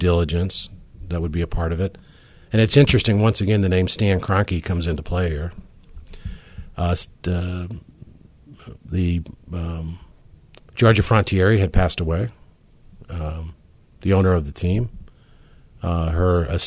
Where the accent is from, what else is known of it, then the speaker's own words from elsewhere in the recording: St. Louis, Missouri, United States; moved away as an adult; also born or lived in New York; now in Jacksonville, United States; I was born and raised in St. Louis, you know, still have very close ties back there, still have family there